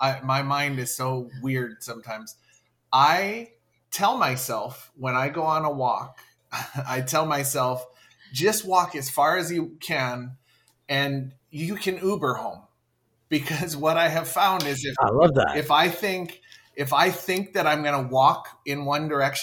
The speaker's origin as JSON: {"language": "English", "region": "Hawaii", "country": "United States", "said": "I am from Hawaii."}